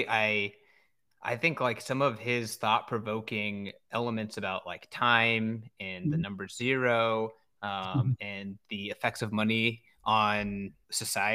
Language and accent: English; California, United States; moved away; also born or lived in San Francisco; I'm from California originally.